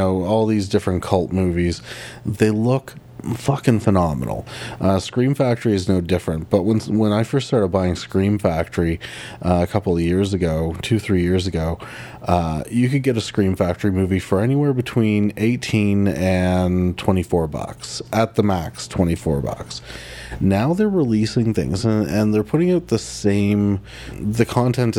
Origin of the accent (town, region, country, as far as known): Canada